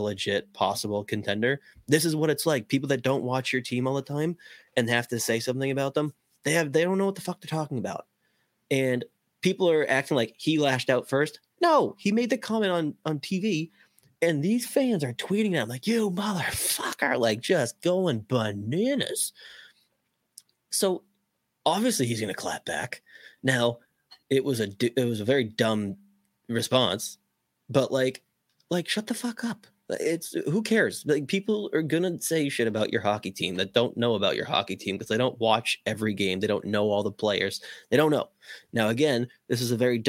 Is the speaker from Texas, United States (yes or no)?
no; Boston, Massachusetts, United States; I'm from Boston